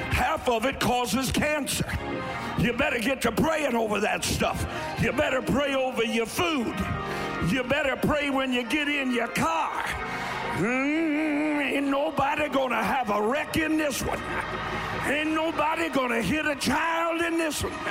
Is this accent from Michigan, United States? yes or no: no; Eastern Kentucky, United States; now in Ohio, United States; I'm from Eastern Kentucky.